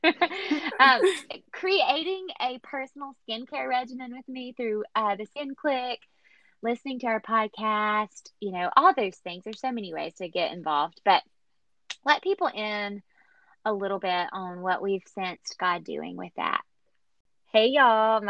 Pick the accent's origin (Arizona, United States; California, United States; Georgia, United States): Georgia, United States; Atlanta; now in Arlington, United States; I am from Atlanta, Georgia, and currently living right outside DC in Arlington, Virginia